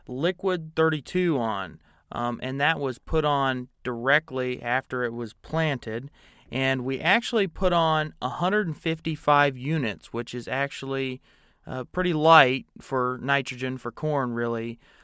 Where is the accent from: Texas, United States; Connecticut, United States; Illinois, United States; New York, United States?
Illinois, United States; Kirkwood; I grew up just outside Kirkwood, Illinois, on family farm on my mother's side. I'm the 6th generation on that farm. And I farm full-time along with my father and my uncle.